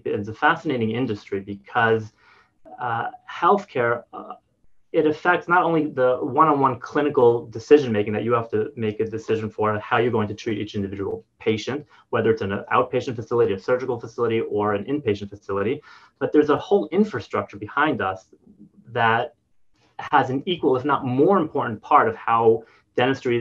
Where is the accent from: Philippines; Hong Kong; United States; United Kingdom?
United States; moved away as an adult; also born or lived in New Jersey / New York; now in Paradise Valley, Arizona, United States; I grew up in on the East Coast in New York, New Jersey